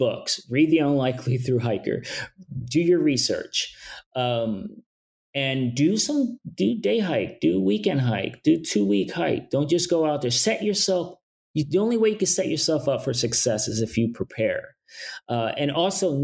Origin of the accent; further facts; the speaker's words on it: New York City, New York, United States; I'm from New York City. I'm from Brooklyn